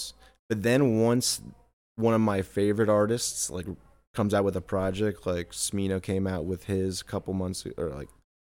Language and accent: English; Allendale, New Jersey, United States; moved away as an adult; now in Los Angeles, United States; growing up in New Jersey